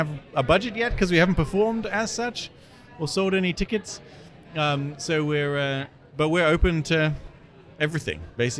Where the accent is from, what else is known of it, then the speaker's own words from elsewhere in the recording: United Kingdom; moved away as an adult; now in Sioux Falls, United States; my growing up in Britain